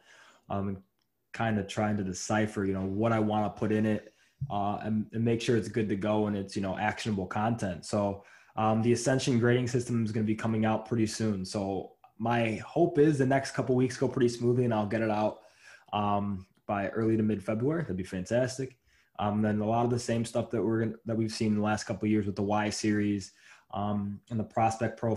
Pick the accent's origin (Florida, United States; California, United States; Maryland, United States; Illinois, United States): Illinois, United States; Chicago; Born and raised in Chicago